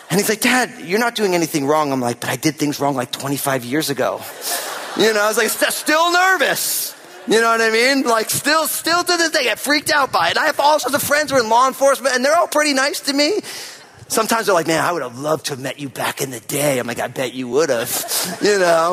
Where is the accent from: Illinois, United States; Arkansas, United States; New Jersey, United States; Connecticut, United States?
New Jersey, United States; now in Pacific Northwest, United States; I'm from New Jersey